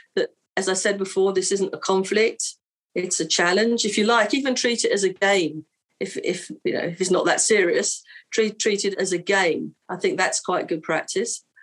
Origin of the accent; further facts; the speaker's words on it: London, United Kingdom; I'm from London and I'm a hostage negotiator.